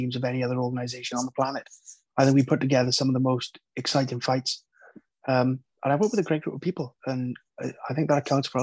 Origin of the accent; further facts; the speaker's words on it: Wales, United Kingdom; being from Wales, coming up in the Welsh MMA scene